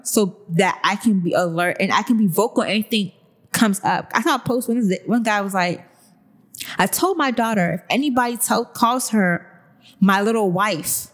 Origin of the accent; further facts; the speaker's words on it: Nigeria; our parents teach us Nigerian girls